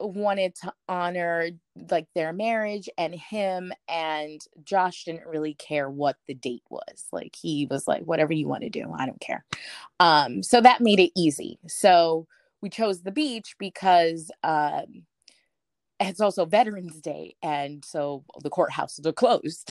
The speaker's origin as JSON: {"language": "English", "region": "New York", "country": "United States", "tie": "born or raised there", "also_born_or_lived": "Massachusetts", "moved": "as an adult", "said": "I was born in New York, I lived in New York, but never went anywhere past New York"}